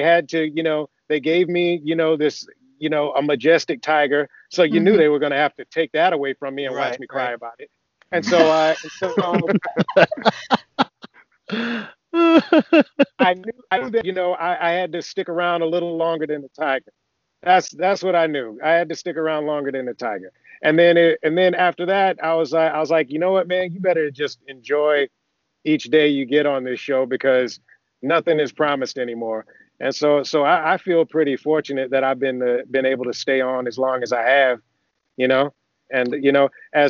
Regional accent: Athens, Georgia, United States; moved away as an adult; also born or lived in Augusta, Georgia; now in California, United States; I grew up in Georgia, actually. I grew up in Athens, Georgia. I was born in Augusta, and then I left after high school

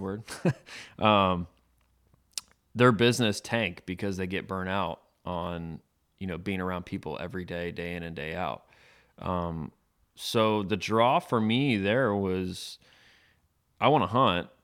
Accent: Tarpon Springs, Florida, United States; I was born and raised in Tarpon Springs, Florida, on the west coast of Florida, just outside of Tampa

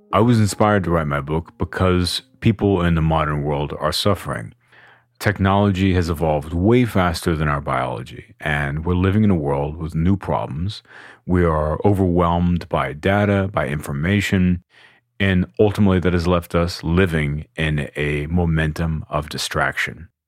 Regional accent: Austin, Texas, United States; I am from Austin, Texas

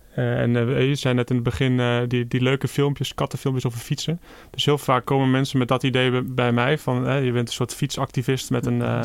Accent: Achterhoek, Gelderland, Netherlands; ik kom zelf uit de Achterhoek

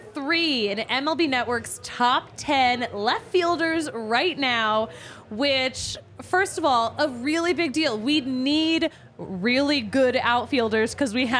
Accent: Philadelphia, Pennsylvania, United States; now in Denver, United States; I'm from Philly

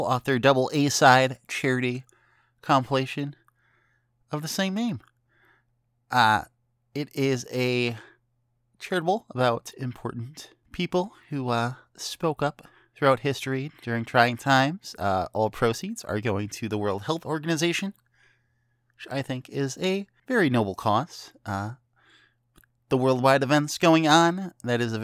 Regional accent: northern Illinois, United States; moved away; my hometown in northern Illinois

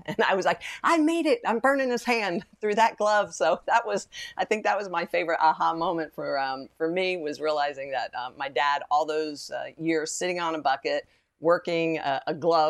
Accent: New Jersey, United States; Growing up in New Jersey

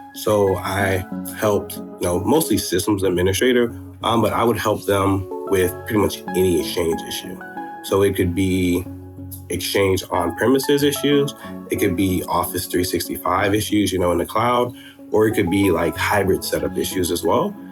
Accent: Florida, United States; moved away as an adult; also born or lived in Georgia; now in Atlanta, United States; I'm originally from Florida, and um, I was doing high school in Georgia, then moved back to Florida, finished high school there

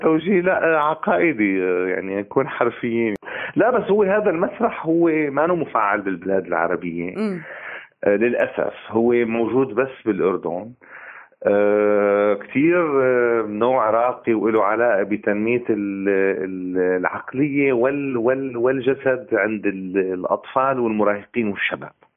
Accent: Syria; moved away as an adult; also born or lived in Turkey; now in Berlin, Germany; ببلادي أنا كسوري

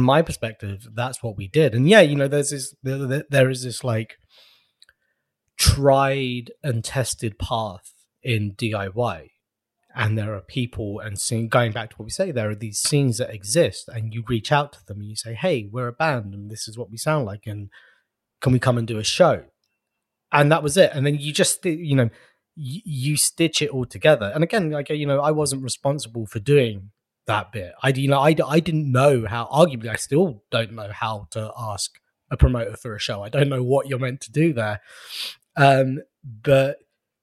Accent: London, United Kingdom; I am from and born and raised in London

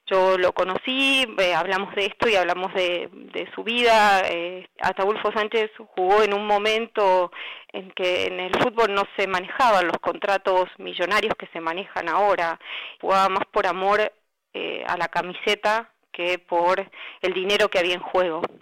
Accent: Zárate, Buenos Aires Province, Argentina; la ciudad donde yo nací, él nació en Zárate

